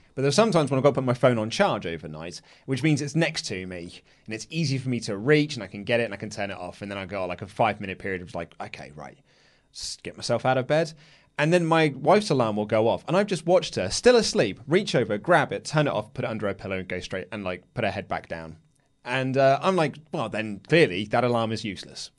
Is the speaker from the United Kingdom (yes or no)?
yes; England, United Kingdom; I'm an Englishman